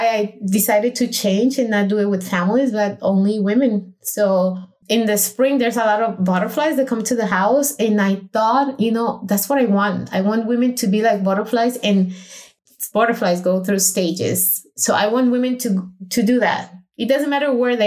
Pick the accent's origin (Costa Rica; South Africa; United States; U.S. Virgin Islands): Costa Rica; moved away; I went to Costa Rica where my hometown is